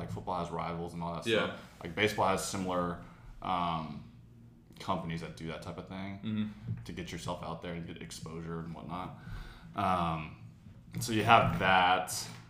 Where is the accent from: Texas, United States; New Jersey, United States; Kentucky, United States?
Texas, United States; Southlake; Grew up in South Lake.